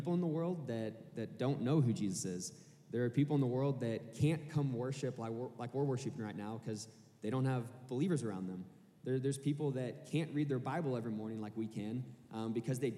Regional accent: Kansas City, Missouri, United States; moved away as an adult; now in Arkansas, United States; I'm originally from Kansas City, Missouri, and I came down to Arkansas to go to school here

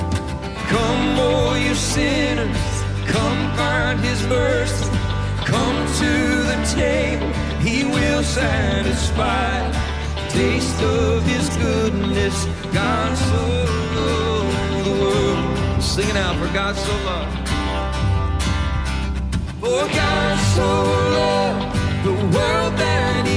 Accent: East Texas, United States; moved away; I grew up in East Texas

